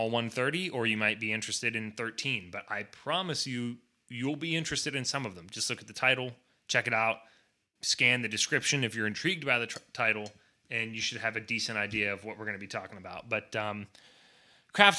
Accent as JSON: {"language": "English", "region": "Pennsylvania", "country": "United States", "moved": "yes", "said": "we're originally from PA"}